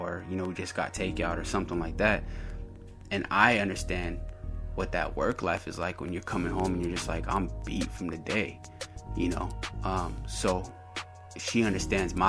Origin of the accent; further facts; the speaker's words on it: the Bay Area, California, United States; we're from the Bay.